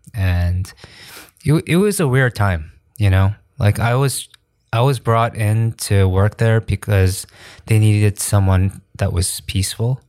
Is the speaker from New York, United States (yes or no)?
yes; New York, United States; moved away as an adult; now in South Korea; I grew up in New York